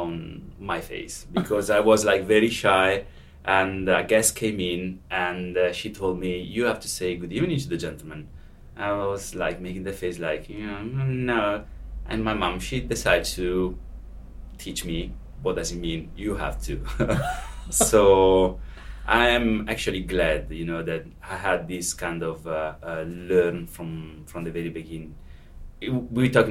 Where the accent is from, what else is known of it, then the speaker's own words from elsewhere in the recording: Verona, Veneto, Italy; English is a second language; moved away as an adult; now in London, United Kingdom; I grew up in Verona, where I come from originally